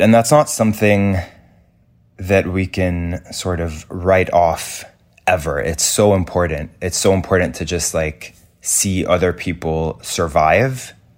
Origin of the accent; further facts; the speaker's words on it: Lebanon; moved away; growing up in Lebanon